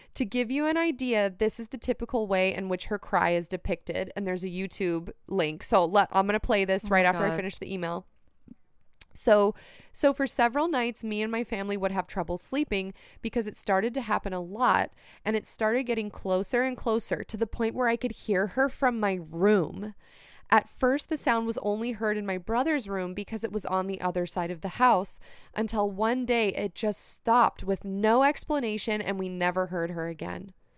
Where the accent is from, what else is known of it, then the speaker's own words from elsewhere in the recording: Mexico City, Mexico; I'm from Mexico City, and over here in my country and in some other Latin American countries